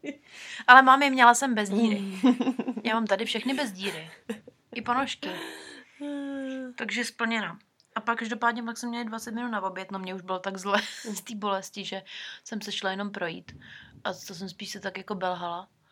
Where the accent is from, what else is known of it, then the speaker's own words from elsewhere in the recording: Czechia; moved away as an adult; now in New Zealand; jsme z Česka